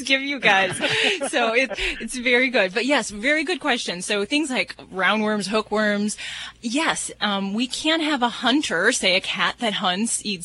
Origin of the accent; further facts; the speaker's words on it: Las Vegas, Nevada, United States; I'm from Las Vegas.